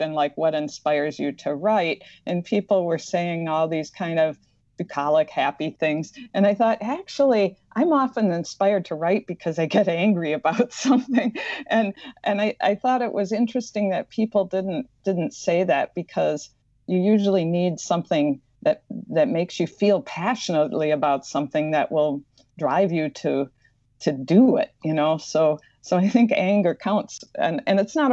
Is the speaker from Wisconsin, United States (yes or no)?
yes; Madison, Wisconsin, United States; accent: slight Midwestern; I grew up in Madison, Wisconsin, so you'll notice I have a slight Midwestern accent